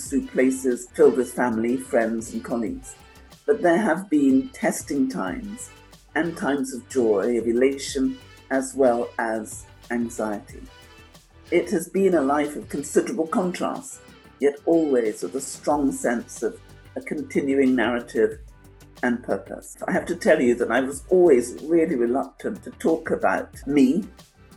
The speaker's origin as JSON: {"language": "English", "region": "London", "country": "United Kingdom", "tie": "born or raised there", "also_born_or_lived": "St. Joseph, Dominica", "said": "at an early age, I moved with my family to England, where I grew up in Walthamstow in the East End of London."}